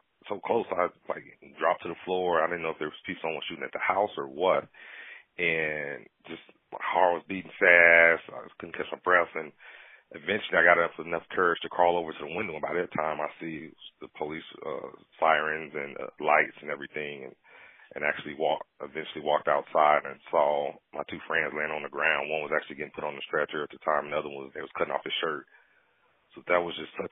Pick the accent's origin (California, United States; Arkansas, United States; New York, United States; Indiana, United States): Indiana, United States; Gary; growing up in Gary, growing up poor or fatherless